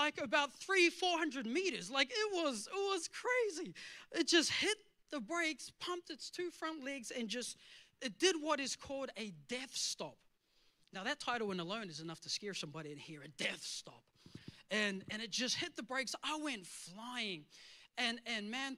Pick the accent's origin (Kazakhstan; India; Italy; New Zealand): New Zealand; moved away; I grew up in New Zealand as a country boy.